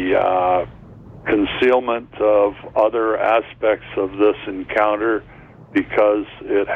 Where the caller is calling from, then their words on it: Brantford, Ontario, Canada; I'm calling from Brantford.